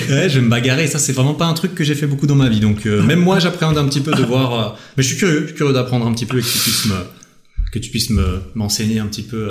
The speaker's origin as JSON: {"language": "French", "country": "Switzerland", "said": "je viens de Suisse"}